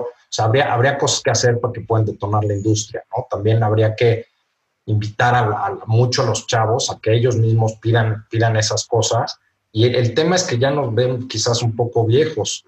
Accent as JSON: {"language": "Spanish", "country": "Mexico", "said": "como, como mexicanos"}